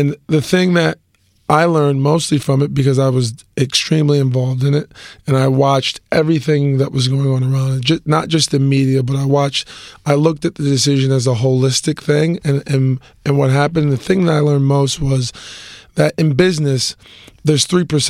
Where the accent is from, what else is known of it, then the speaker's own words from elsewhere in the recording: Akron, Ohio, United States; we're from Akron